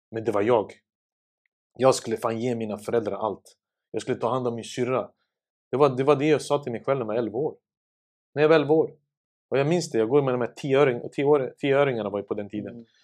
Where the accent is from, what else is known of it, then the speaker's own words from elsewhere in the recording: Sarajevo, Federation of Bosnia and Herzegovina, Bosnia & Herzegovina; now in Stockholm, Sweden; Jag kom ju från eh, Sarajevo 1992 i april. Mm. Till Husby, till Berggatan 4. Som en flykting med en liten påse i handen.